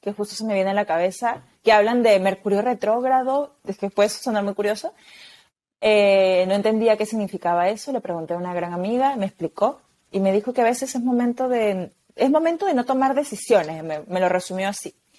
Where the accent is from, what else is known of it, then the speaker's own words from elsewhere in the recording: Peru; moved away as an adult; now in Spain; me fui de mi país, porque yo soy de Perú, vivo en España